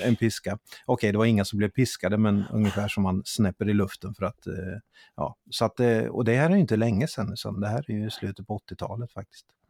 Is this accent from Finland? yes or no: no; Italy; now in Sweden; när jag växte upp i Italien